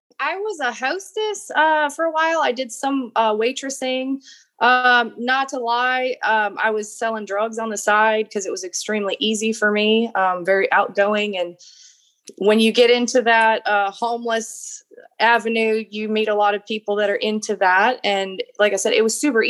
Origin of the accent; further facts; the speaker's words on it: Golden Valley, Minnesota, United States; I was born in Minnesota. I grew up starting out in Golden Valley, Minnesota.